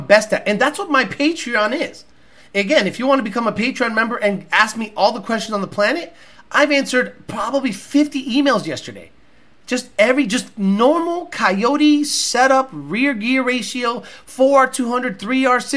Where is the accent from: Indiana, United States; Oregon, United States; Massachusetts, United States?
Massachusetts, United States; I grew up in Massachusetts.